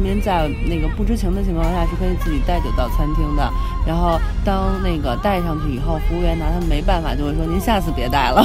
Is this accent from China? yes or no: yes; China; 作为中国人的骄傲